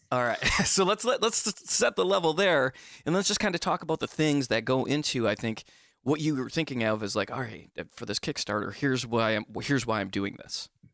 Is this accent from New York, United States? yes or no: no; Bay City, Michigan, United States; now in Charleston, United States; I'm also from Michigan originally